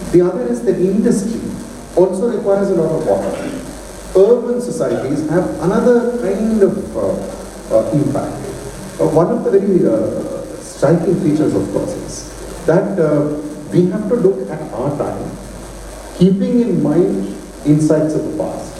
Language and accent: English; North India, India; I'm from South India, but I grew up in the North.